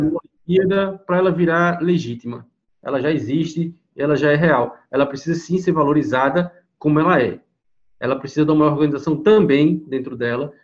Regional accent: Recife, Pernambuco, Brazil; sou do Recife, eu faço capoeira aqui em Pernambuco

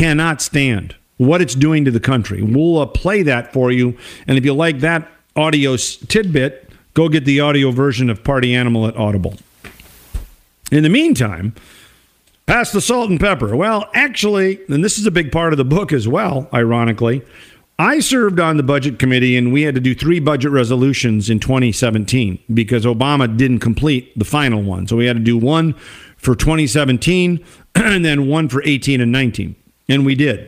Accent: Minnesota, United States; it's very, very critical of my home state

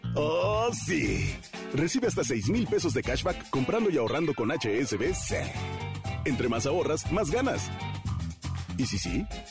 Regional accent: Coahuila, Mexico; los que votamos somos los coahuilenses

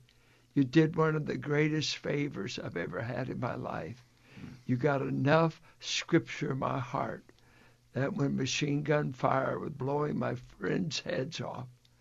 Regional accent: Richmond, United States; I came from Irish blue collar South Richmond, rough and tumble roots

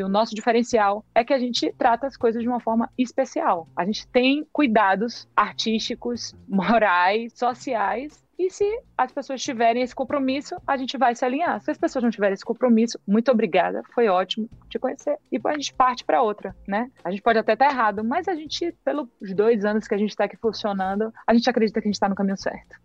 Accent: Bahia, Brazil; a nossa grande ferramenta de economia da Bahia era a criação feita aqui

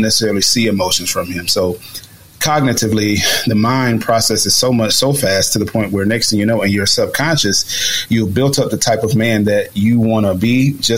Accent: United States; I'm a black male, but I'm also an American male

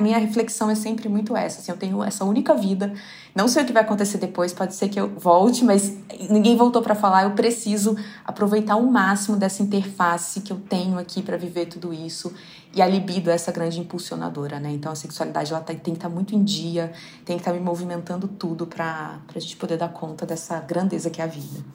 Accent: southern Minas Gerais, Brazil; moved away; o fato de eu vir de uma cidade muito pequena, do sul de Minas

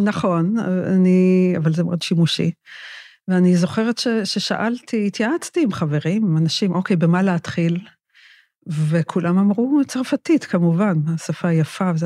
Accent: Northern Israel, Israel; שאני גדלתי בצפון

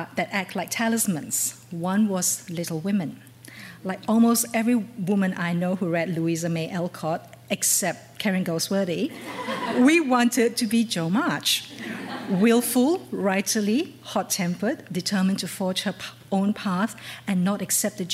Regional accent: Malaysia; I grew up in Malaysia

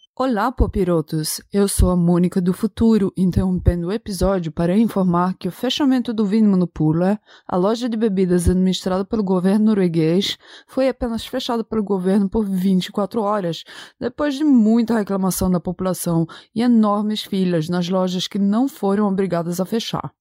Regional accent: Brazil; now in Norway; eu cresci andando de cavalo no Brasil

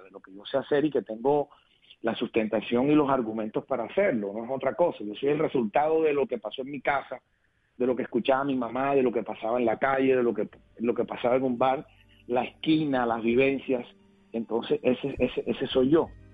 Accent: Cartagena, Bolívar, Colombia; en el barrio del Semaní, de mi ciudad natal, Cartagena, donde nací

